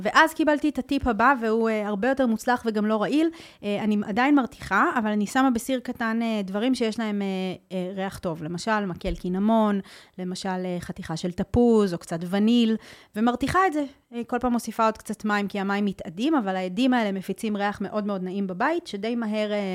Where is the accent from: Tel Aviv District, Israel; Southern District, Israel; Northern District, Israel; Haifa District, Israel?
Tel Aviv District, Israel; Tel Aviv; also born or lived in Netherlands; כשאני גדלתי במרכז תל אביב